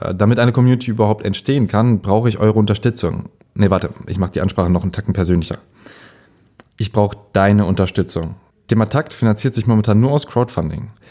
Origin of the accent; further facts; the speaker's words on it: Ahlen, North Rhine-Westphalia, Germany; moved away; meine Heimatstadt Aalen, Westfalen, nicht das mit AA, sondern AH, Aalen